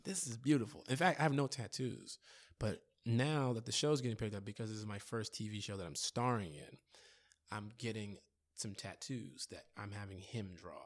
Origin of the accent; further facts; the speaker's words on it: Chicago, Illinois, United States; I'm from Chicago